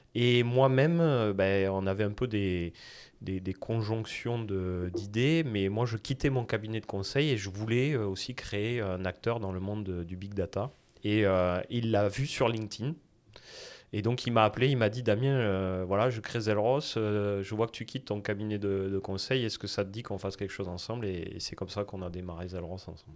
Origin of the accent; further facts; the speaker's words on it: south-west France, France; accent: south-west French; moved away as an adult; now in Montreal, Canada; originaire de France et mon accent, c'est même le sud-ouest de la France.